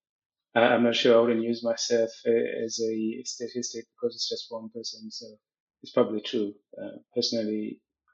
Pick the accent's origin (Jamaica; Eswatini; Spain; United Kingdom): Eswatini; moved away as an adult; now in South Africa; I grew up in Swaziland. Swaziland is my home